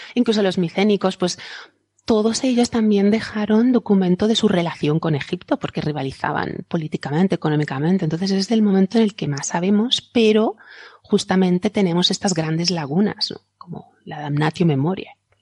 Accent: Alicante, Valencian Community, Spain; hoy aquí en mi tierra es una festividad católica, es el día de la Santa Faz, que tenemos una aquí en Alicante

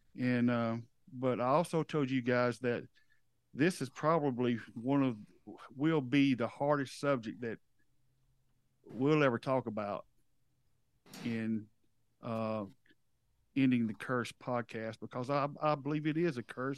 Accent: the South, United States; we're from the South

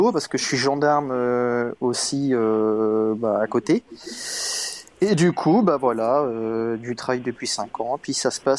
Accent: near Lorient, Brittany, France; Euh, bah, je suis originaire de Bretagne, à côté de Lorient.

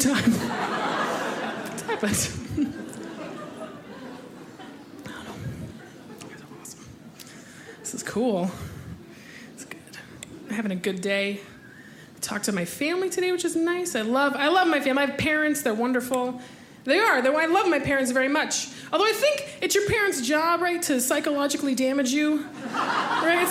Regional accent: Tucson, Arizona, United States; I grew up in Arizona. I'm from Tucson, Arizona

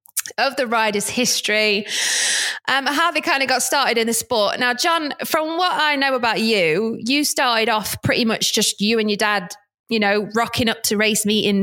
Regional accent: Scotland, United Kingdom; Hey, you're talking to a fellow Scot as well here, be careful.

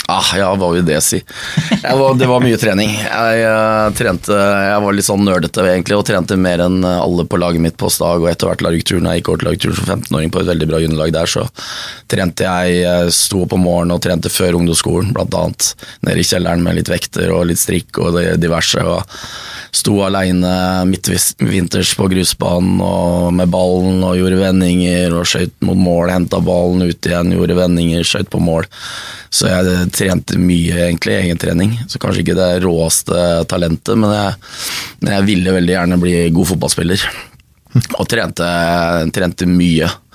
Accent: Stavern, Vestfold, Norway; Jeg vokste opp i Stavern

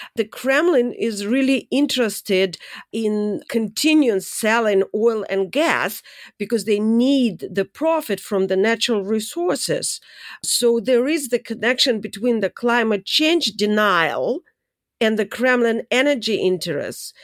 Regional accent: Saint Petersburg, Russia; moved away; I'm from Saint Petersburg

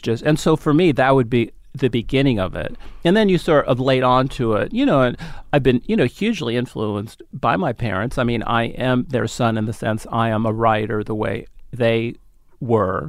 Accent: San Francisco, California, United States; also born or lived in Los Angeles; I grew up in San Francisco

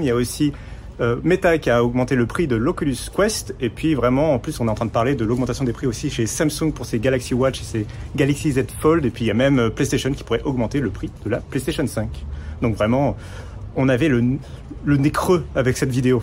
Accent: France; chez nous en France

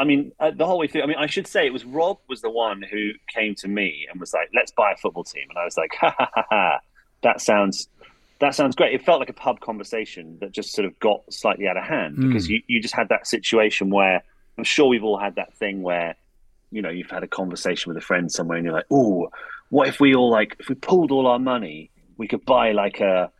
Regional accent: England, United Kingdom; every now and then I'm very English where I catch myself being like, it's not really mine.

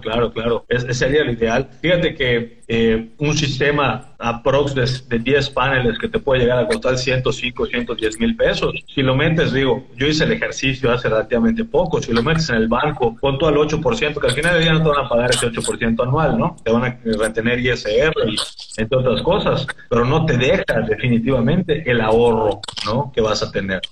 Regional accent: Mexico; Como mexicanos

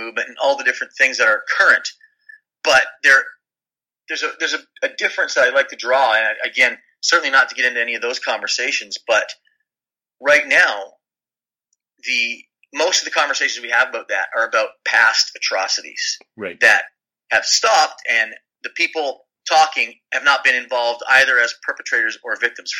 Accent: Canada; moved away; I am Canadian

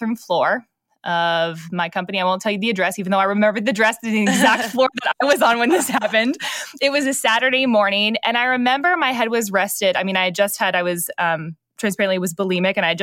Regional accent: Northeast, United States; I grew up in the Northeast, which is very different than the South.

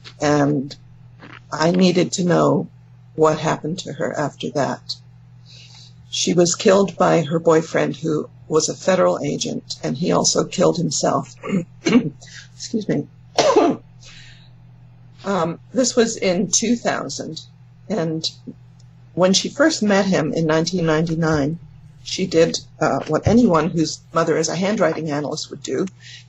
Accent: England, United Kingdom; now in California, United States; Well, I'm from England, but yeah. I know I don't sound like it anymore, because I've been here for more than 50 years in California.

